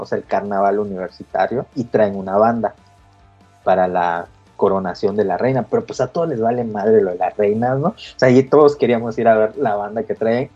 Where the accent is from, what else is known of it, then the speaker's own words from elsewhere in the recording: Campeche, Mexico; moved away as an adult; yo me fui de Campeche muchos años